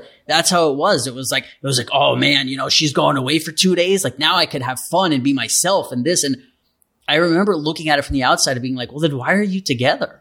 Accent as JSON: {"language": "English", "town": "New York City", "region": "New York", "country": "United States", "tie": "born or raised there", "said": "I grew up in New York City"}